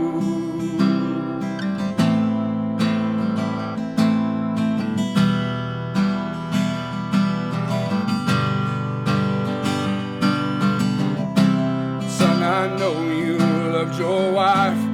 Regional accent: Kingsport, Tennessee, United States; I am from Kingsport

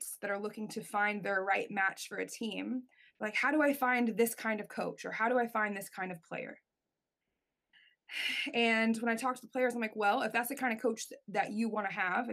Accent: United States; I'm an American in Canada at the Olympic Training Institute.

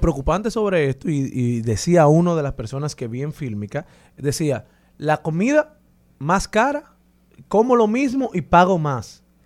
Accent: Dominican Republic; como dominicanos

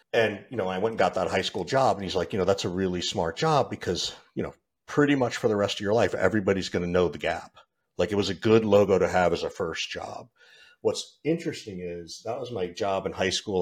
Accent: Georgia, United States; I grew up in Georgia, of all places

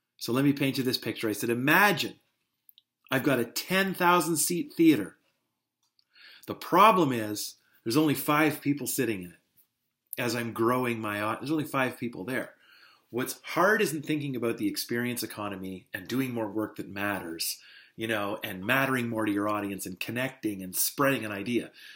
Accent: North Bay, Ontario, Canada; moved away; I've made the trip back to North Bay

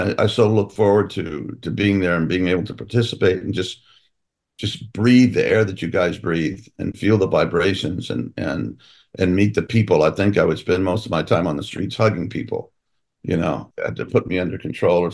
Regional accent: United States; that is hugely important to me as an American

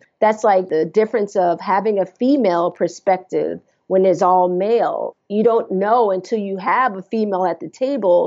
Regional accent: Jersey City, New Jersey, United States; We grew up in Jersey City, New Jersey, and we lived in a brownstone

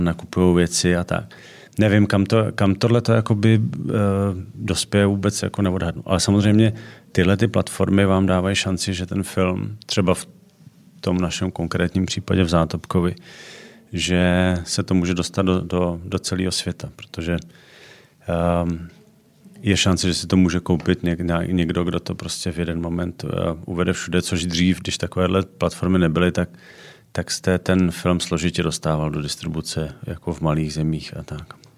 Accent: Czechia; u nás v Čechách

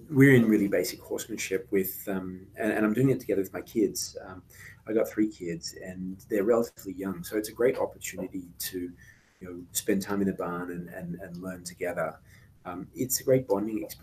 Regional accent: Australia; also born or lived in United Kingdom; now in United States; So I was born in the UK, um, spent time growing up in Australia, and, and have spent most of my life in the United States.

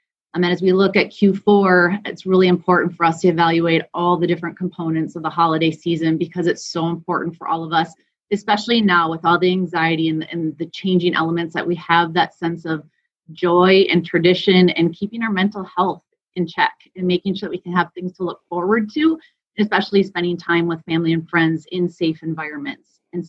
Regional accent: St. Cloud, Minnesota, United States; So I grew up in St. Cloud, which is about an hour and a half north of the Twin Cities.

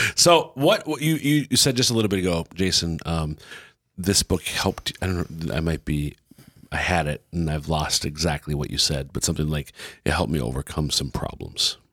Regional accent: Central Minnesota, United States; now in Sioux Falls, United States; I'm from Central Minnesota

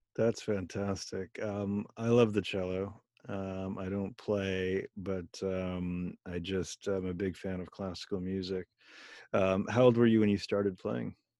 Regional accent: Bethlehem, Pennsylvania, United States; also born or lived in Philadelphia; I went to high school in Bethlehem, Pennsylvania

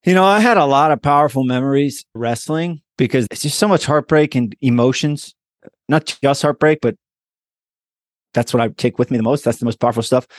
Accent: Hollidaysburg, Pennsylvania, United States; moved away as an adult; also born or lived in East Hanover, New Jersey; Hollidaysburg, P A.

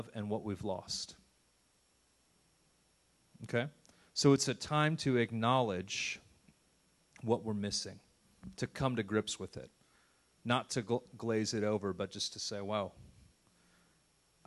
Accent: United States; I love being an American

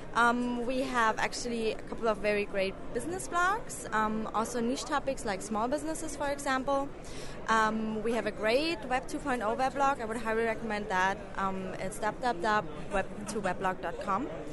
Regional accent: Germany; moved away; I'm originally from Germany

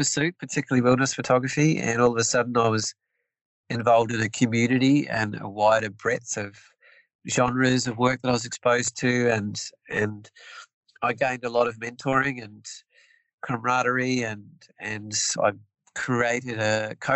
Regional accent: New Zealand; moved away as an adult; now in Tasmania, Australia; I'm born and bred in New Zealand

